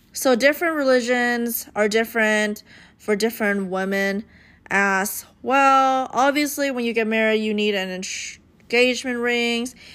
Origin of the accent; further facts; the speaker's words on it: United States; I grew up in America, I feel like I have the American mindset in mind.